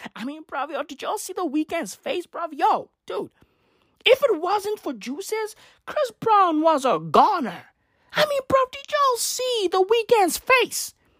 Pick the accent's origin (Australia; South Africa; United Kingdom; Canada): South Africa; I'm not even American. I'm fucking South African